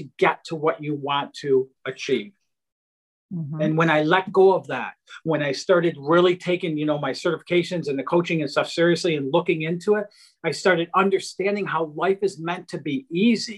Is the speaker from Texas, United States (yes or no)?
no; outside of Detroit, Michigan, United States; I grew up in outside of Detroit, Michigan, in a really low income blue collar family